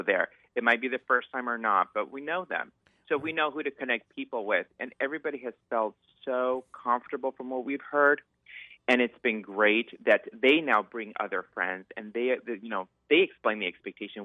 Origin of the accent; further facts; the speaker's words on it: Southern California, United States; moved away as an adult; now in Seattle, United States; I'm originally from Southern California